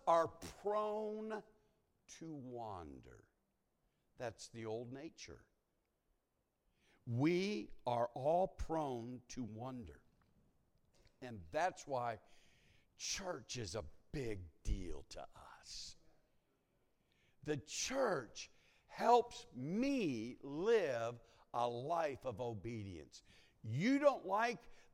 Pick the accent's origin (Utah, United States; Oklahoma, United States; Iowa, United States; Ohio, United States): Ohio, United States; moved away; I was born in Ohio